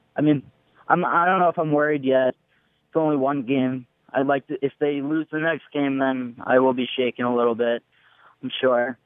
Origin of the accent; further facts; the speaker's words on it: New York, United States; I'm from New York.